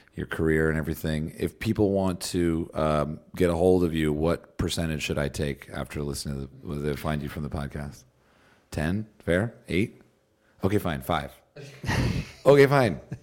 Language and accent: English; United States